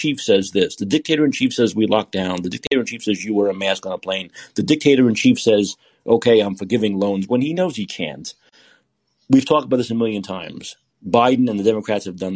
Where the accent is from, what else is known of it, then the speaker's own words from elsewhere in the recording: New York City, New York, United States; I grew up in Brooklyn